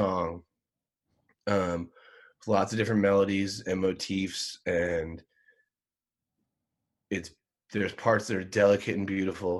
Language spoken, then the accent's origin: English; outside of Philadelphia, Pennsylvania, United States; I grew up outside of Philadelphia